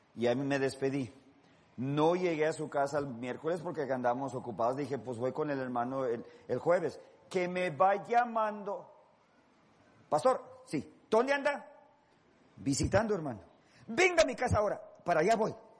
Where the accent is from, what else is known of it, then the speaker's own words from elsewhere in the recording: Los Angeles, California, United States; yo soy de Los Ángeles